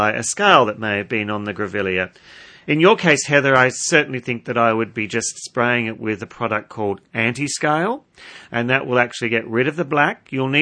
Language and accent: English; Minmi, New South Wales, Australia; It's my hometown.